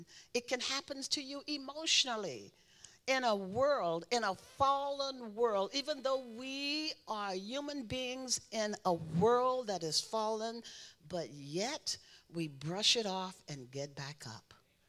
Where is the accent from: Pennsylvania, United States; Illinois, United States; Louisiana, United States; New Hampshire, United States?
Louisiana, United States; It was a very interesting life. My father was a Baptist minister.